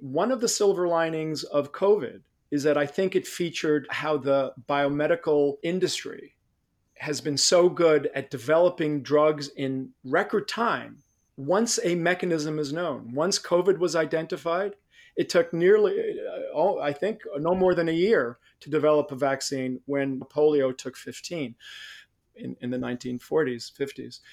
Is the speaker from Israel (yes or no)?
yes; Israel; moved away; I grew up in Israel